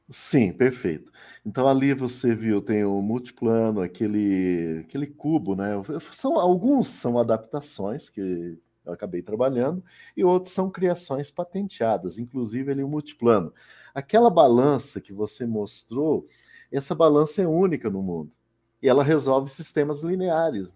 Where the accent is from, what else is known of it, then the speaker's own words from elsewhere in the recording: Paraná, Brazil; sou do Paraná